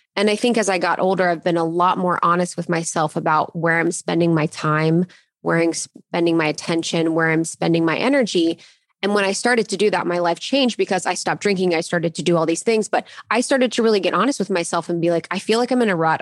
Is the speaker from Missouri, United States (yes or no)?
no; Ohio, United States; I grew up in Ohio and I went to college in Ohio